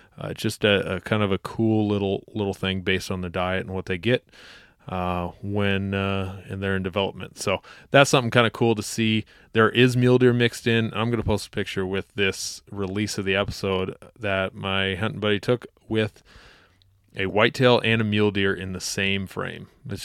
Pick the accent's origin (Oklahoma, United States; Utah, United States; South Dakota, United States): South Dakota, United States; This is my home state. I was born not far out of the Black Hills and love the area.